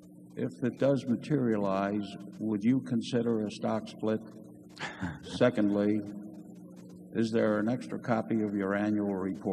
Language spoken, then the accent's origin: English; Des Moines, Iowa, United States; I'm from Des Moines, Iowa